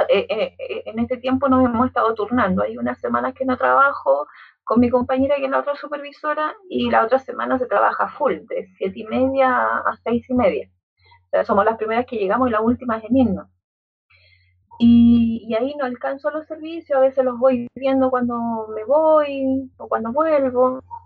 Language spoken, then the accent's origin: Spanish; Santiago, Santiago Metropolitan Region, Chile; yo eh, nací acá en, la India O'Higgins